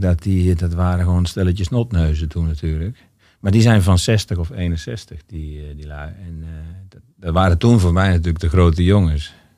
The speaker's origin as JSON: {"language": "Dutch", "town": "Gorinchem", "region": "South Holland", "country": "Netherlands", "tie": "born or raised there", "also_born_or_lived": "Altena", "moved": "yes", "lives_now": "Amsterdam, Netherlands", "said": "ik ben in Gorkum geboren."}